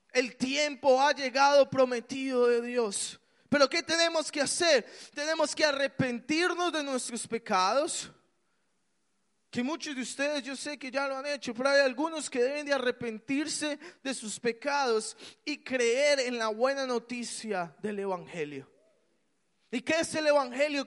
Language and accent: Spanish; Colombia; yo crecí en Colombia